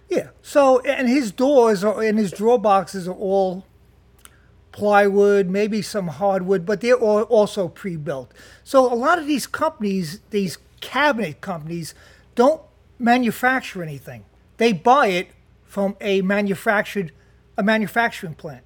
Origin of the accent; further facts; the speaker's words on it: Jersey City, New Jersey, United States; I'm from Jersey City.